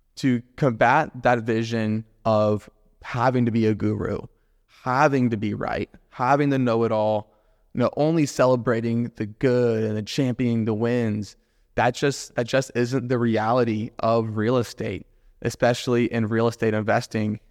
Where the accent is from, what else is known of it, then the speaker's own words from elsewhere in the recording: Jacksonville, Florida, United States; Born and raised in Jacksonville, love Jacksonville to death